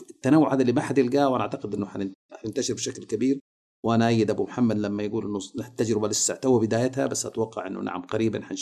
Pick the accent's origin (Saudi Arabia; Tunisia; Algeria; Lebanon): Saudi Arabia; انا اشوف مثلا الرز البخاري اللي عندنا في السعوديه لو انطلق برا الناس محتاجه له